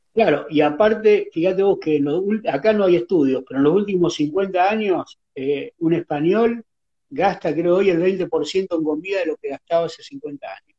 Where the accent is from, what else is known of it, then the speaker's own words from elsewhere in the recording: Rosario, Santa Fe, Argentina; yo cuando era niño acá en Rosario